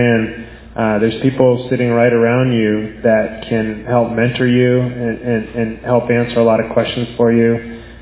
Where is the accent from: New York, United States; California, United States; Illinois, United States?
California, United States; Bay Area; I'm from the Bay Area